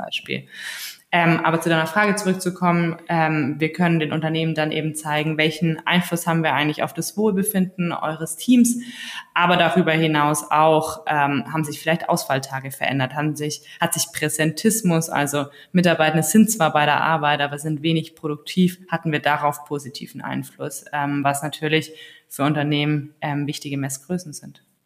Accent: Allgäu, Bavaria, Germany; now in Berlin, Germany; Ich komme ursprünglich aus dem Allgäu, also ganz aus dem Süden, relativ ländlich aufgewachsen, kleines Dorf.

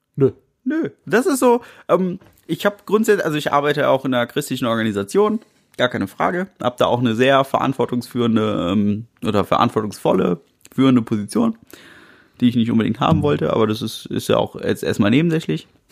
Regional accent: Germany; Ja, ich bin Deutscher.

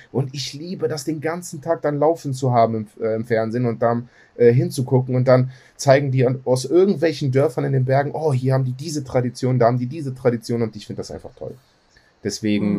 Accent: Greece; bei uns in Griechenland

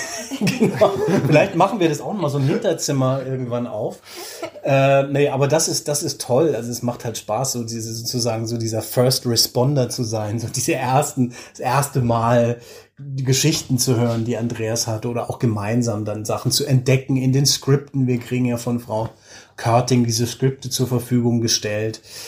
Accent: Germany; moved away as an adult; now in Oslo, Norway; als Deutscher, Deutsche

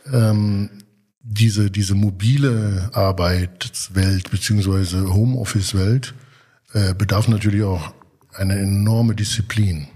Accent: Germany; als Deutscher

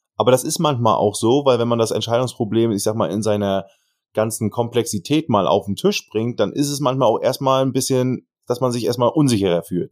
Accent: Germany; Kiel, Hamburg, ich komme ja sogar aus der Ecke

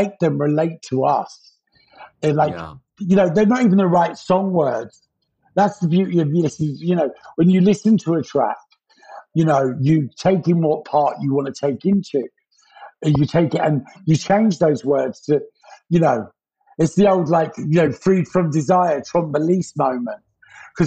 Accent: London, United Kingdom; also born or lived in Pimlico, London; I grew up in Battersea. I was born in Pimlico

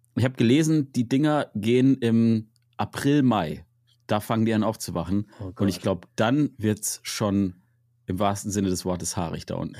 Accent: Münster, North Rhine-Westphalia, Germany; in der Region, wo ich herkomme, in Münster

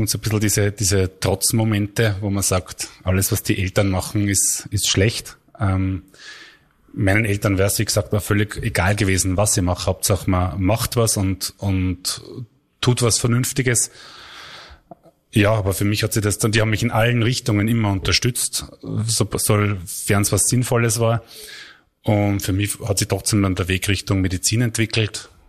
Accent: Buchenau, Upper Austria, Austria; now in Linz, Austria; also geboren in Linz, aufgewachsen in Buchenau.

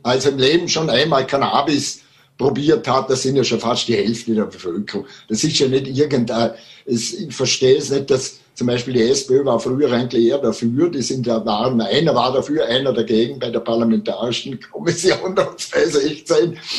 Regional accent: Vorarlberg, Austria; bei uns im Ländle in Vorarlberg

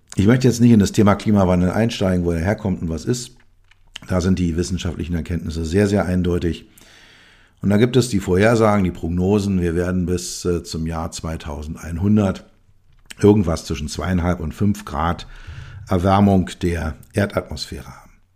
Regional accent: Berlin, Germany; als Berliner, als Westberliner, ähm, bin ich mit der Mauer groß geworden

